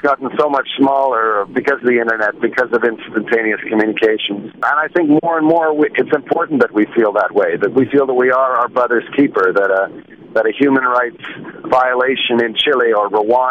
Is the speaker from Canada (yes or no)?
yes; Canada; I'm a Canadian. I feel very much a Canadian